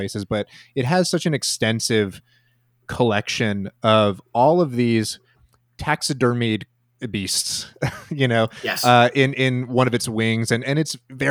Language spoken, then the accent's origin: English; St. Louis, Missouri, United States; I grew up in St. Louis